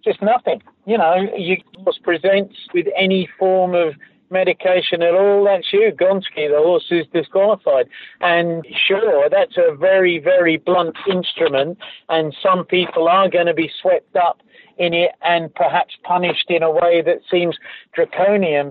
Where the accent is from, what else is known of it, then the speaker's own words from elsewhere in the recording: United Kingdom; I grew up in Britain